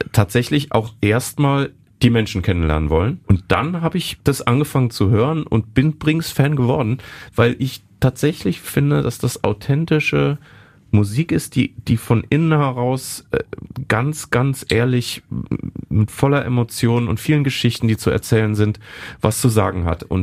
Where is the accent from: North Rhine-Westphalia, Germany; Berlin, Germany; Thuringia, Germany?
North Rhine-Westphalia, Germany; Bonn; wir dann jetzt hier als Bonner quasi als feindliche Übernahme in die Stadt Köln einfallen.